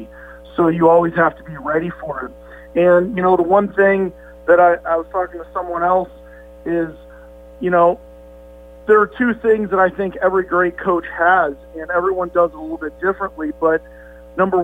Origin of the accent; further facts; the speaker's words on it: Valparaiso, Indiana, United States; moved away as an adult; I'm from Valpo